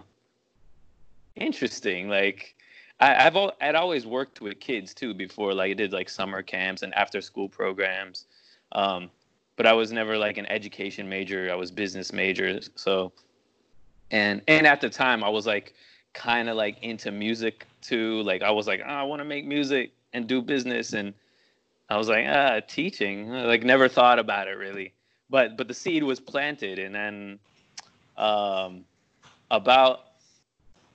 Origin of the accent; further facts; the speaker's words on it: Miami, Florida, United States; moved away as an adult; also born or lived in Thailand; now in Taiwan; growing up in Miami, you really don't think anything past Miami.